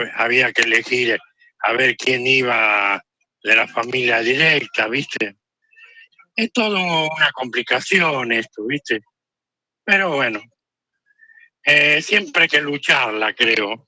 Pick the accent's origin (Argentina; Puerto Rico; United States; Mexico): Argentina; somos los argentinos